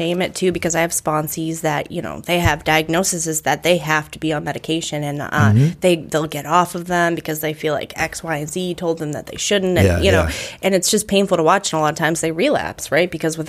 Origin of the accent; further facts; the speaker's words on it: Brockton, Massachusetts, United States; I grew up in Brockton